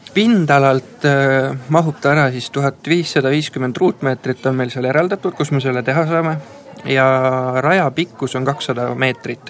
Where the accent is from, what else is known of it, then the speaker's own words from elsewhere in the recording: Mulgimaa, Viljandi County, Estonia; me oleme mulgid